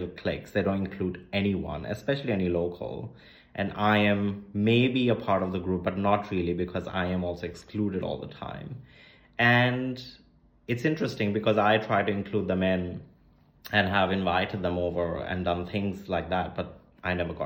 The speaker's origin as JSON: {"language": "English", "region": "Chandigarh", "country": "India", "tie": "born or raised there", "also_born_or_lived": "Berlin", "moved": "yes", "lives_now": "Delhi, India", "said": "I moved into Delhi and I was growing up in Chandigarh."}